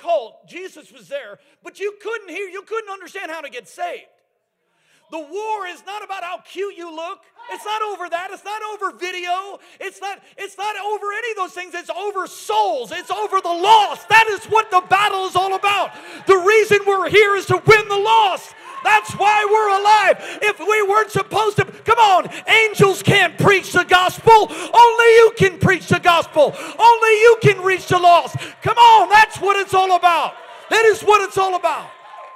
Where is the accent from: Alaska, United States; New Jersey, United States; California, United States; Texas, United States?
Alaska, United States; I'm from Alaska.